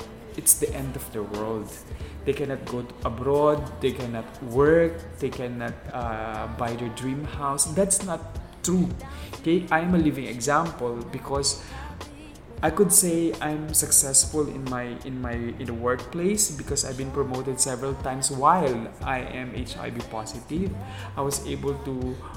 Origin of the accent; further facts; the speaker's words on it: Manila, Metro Manila, Philippines; I'm from Manila.